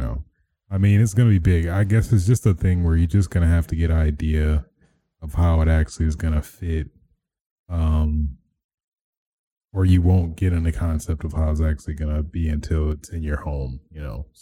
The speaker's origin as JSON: {"language": "English", "region": "Michigan", "country": "United States", "tie": "born or raised there", "said": "the governor of Michigan, my hometown."}